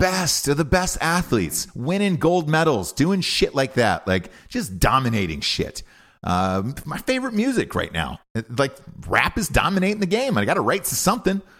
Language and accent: English; Georgia, United States; University of Georgia, where, you know, I didn't get in there and I graduated with honors, and that was my home state, and I grew up there my entire life